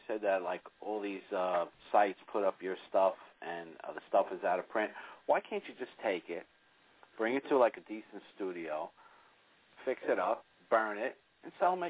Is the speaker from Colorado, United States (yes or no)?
no; Southern California, United States; I'm from Southern California